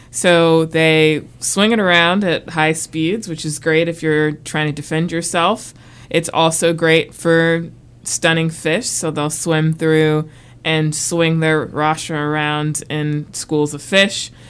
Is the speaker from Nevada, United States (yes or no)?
no; South Carolina, United States; I'm from We'll say South Carolina. We'll say I'm from South Carolina. We'll say that. Yeah. That's I'm a military brat, so I moved around a lot, but spent most of my time and I graduated high school in South Carolina